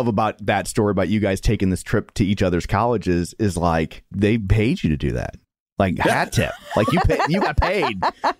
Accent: Midwest, United States; we're from the Midwest.

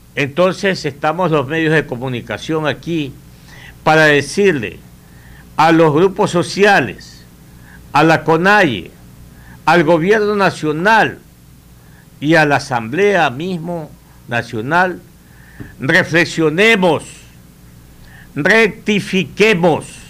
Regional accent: Ecuador; Nosotros somos parte del Ecuador

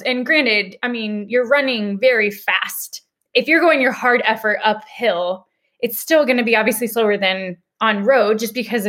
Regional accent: Denver, Colorado, United States; I'm a born and raised native Coloradoan. I'm from Denver.

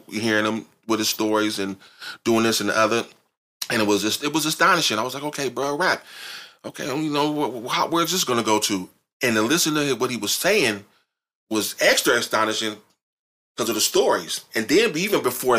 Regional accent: San Francisco, California, United States; I'm born here from Randolph Street.

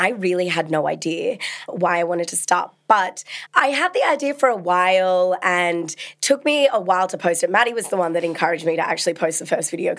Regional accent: Sydney, New South Wales, Australia; moved away as an adult; now in London, United Kingdom; I'm from Sydney

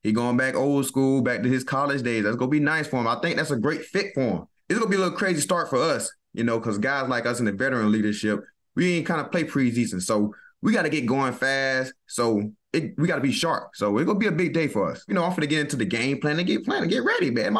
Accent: the South, United States; moved away; I'm from the South

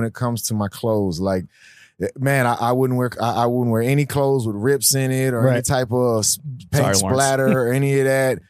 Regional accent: Houston, Texas, United States; growing up in Houston

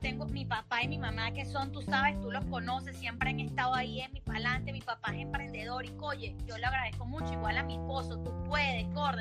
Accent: Chichiriviche, Falcón, Venezuela; moved away as an adult; now in Aruba; yo crecí en Chichiribichi

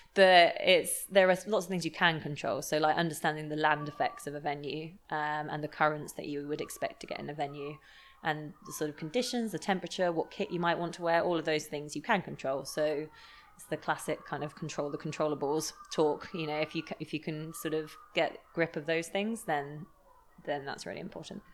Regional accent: Lymington, South East England, United Kingdom; I grew up in Lymington by the coast

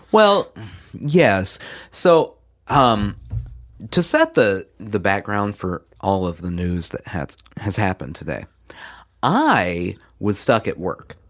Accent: Midwest, United States; now in the South, United States; growing up in the Midwest

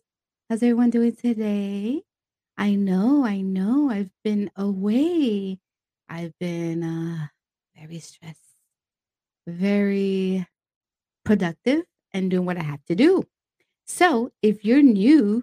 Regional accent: New York City, New York, United States; I'm from the Bronx

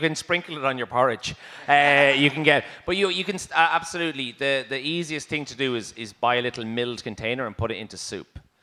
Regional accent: Ireland; as Irish people

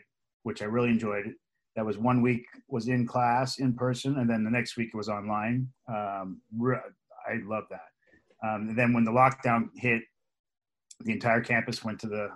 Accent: Los Angeles, California, United States; also born or lived in Van Nuys, California / Woodland Hills, California; now in Thousand Oaks, United States; we were born in Van Nuys, and then we moved out to Canoga Park, West Hills. Lived out there my entire life

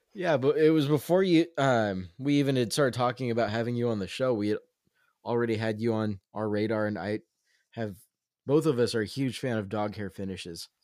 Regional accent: Southern California, United States; also born or lived in Los Angeles; now in Seattle, United States; I grew up in Southern California, little known fact, but most of my childhood was spent in a small town not too far off from Ventura

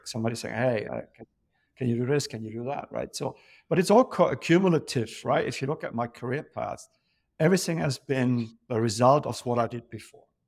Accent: Germany; moved away as an adult; also born or lived in London; born and raised in Germany, grown up in a pub

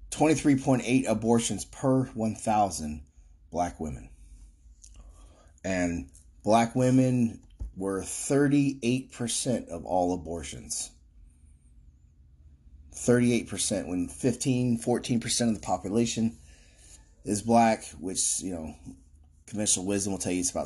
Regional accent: Florida, United States; Florida, my home state

